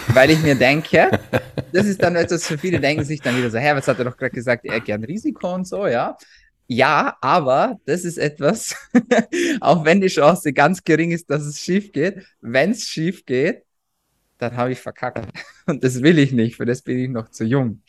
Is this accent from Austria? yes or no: yes; Austria; ich komme aus Österreich